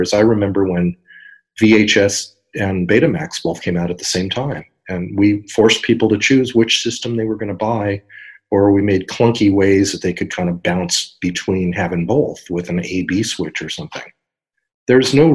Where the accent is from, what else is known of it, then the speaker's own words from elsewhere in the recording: San Diego, California, United States; here in my hometown of San Diego